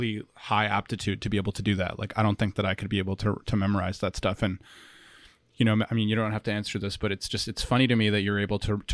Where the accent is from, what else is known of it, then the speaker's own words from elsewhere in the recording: Ottawa, Ontario, Canada; So then in the city that I grew up in Ottawa, there's a university